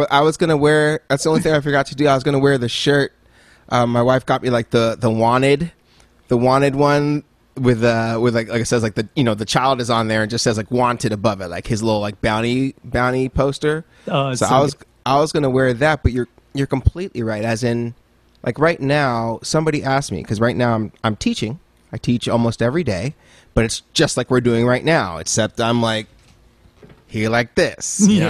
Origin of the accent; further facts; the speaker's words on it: Nigeria; also born or lived in Dallas, Texas / Cameroon / Oman; So I'm from Nigeria. So because I am. But I was born in Dallas, Texas, strangely enough.